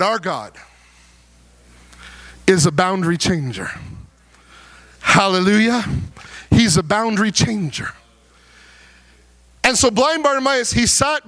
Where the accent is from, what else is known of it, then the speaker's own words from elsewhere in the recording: South Porcupine, Ontario, Canada; I was born in South Porcupine, Ontario